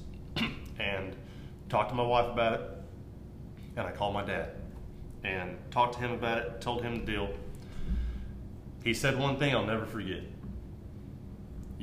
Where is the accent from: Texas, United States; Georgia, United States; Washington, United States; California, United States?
Texas, United States; Port Mansfield; now in Frisco, United States; I'm a valley kid, man. I grew up in the Valley of Texas. That's where I call hometown